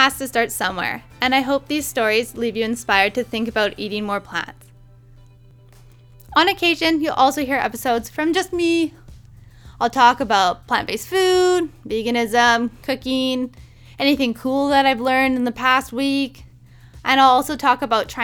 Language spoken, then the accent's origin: English; Prince Rupert, British Columbia, Canada; our hometown is called Prince Rupert